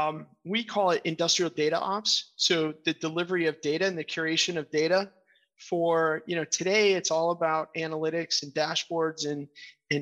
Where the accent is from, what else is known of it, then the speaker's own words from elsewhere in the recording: Portland, Maine, United States; I grew up in Portland, Maine. I lived outside for a while. I moved back for a reason